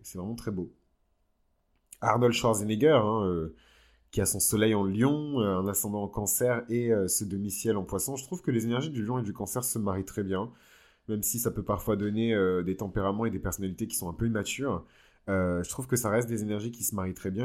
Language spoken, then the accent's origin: French; Bordeaux, Nouvelle-Aquitaine, France; je suis de Bordeaux